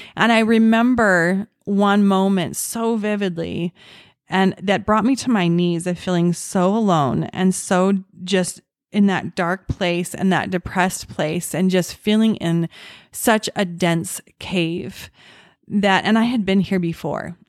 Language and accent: English; Orem, Utah, United States; I was born and raised in Utah, in Orem, Utah